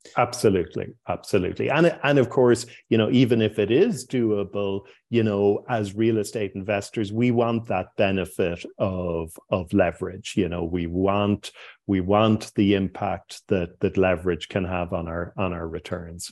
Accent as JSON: {"language": "English", "town": "Cork", "region": "Munster", "country": "Ireland", "tie": "born or raised there", "also_born_or_lived": "Dublin", "moved": "as an adult", "said": "Cork was my hometown"}